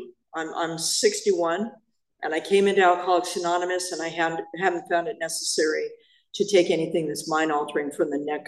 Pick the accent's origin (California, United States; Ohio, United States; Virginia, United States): California, United States; Apple Valley; I'm from the beautiful metropolis of Apple Valley.